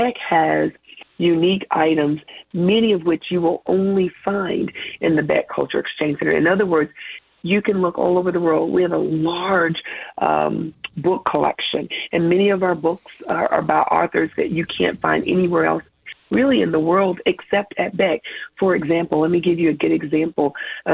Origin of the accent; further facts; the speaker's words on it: Knoxville, Tennessee, United States; I am a native Knoxvillean, born and raised in Knoxville.